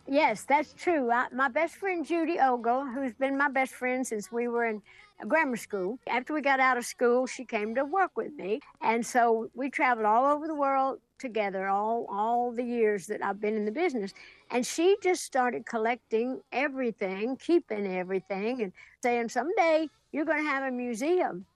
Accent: Sevier County, Tennessee, United States; home in Sevier County, Tennessee, my hometown

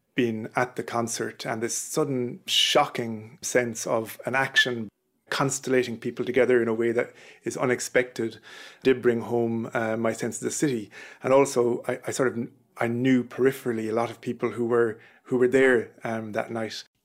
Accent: Listowel, Munster, Ireland; moved away as an adult; also born or lived in London; now in Manchester, United Kingdom; I'm from Listool in North Kerry, and I live in Manchester

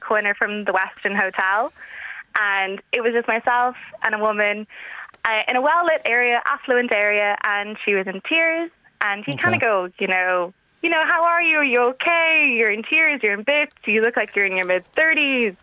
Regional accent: Dublin, Leinster, Ireland; I'm Dublin born and raised, but my mum and her side of the family are from Nashville, Tennessee, which is why I have a bit of an accent

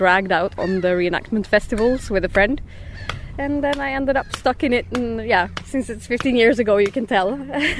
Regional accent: Sweden; I'm from Sweden.

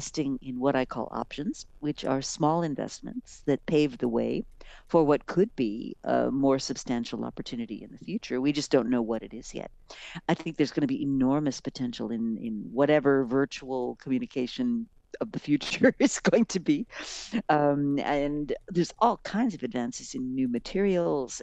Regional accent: Rochester, New York, United States; I grew up in Rochester and my dad worked for Kodak

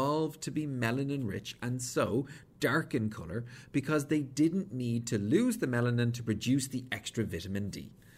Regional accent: Ireland; as an Irishman

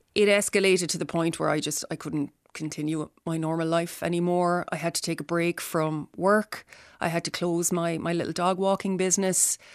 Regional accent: Tipperary, Munster, Ireland; now in Dublin, Ireland; I live in Dublin. I'm from Tipperary originally.

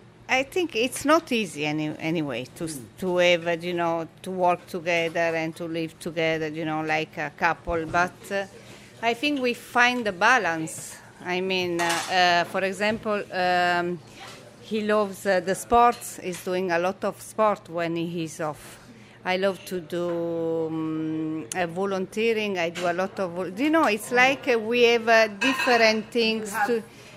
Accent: Turin, Piedmont, Italy; English is a second language; moved away as an adult; also born or lived in Dublin, Ireland; now in Kinsale, Ireland; I'm from Turin, yeah.

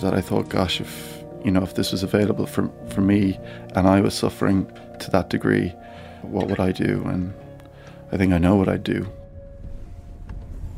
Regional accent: Ireland; I'm the Irish doctor

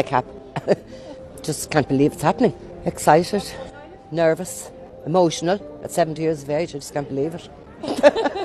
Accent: Rush, Leinster, Ireland; I'm from Rush

